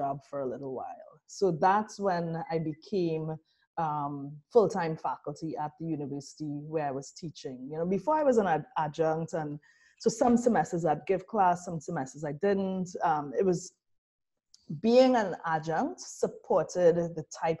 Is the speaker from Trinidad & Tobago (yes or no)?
yes; Trinidad & Tobago; moved away as an adult; also born or lived in Brazil; now in New Orleans, United States; I'm from Trinidad. I am from an Afro-Trinidadian family